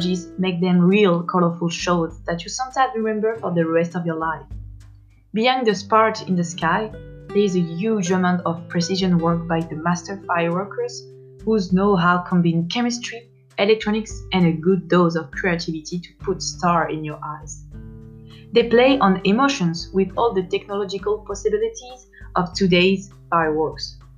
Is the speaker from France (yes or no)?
yes; France; accent: French; English is a second language; I'm French, as you can see from my accent.